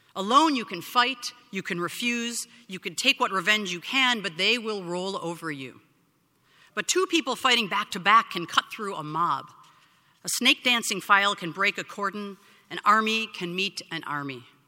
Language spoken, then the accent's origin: English; Skokie, Illinois, United States; now in San Francisco, United States; my hometown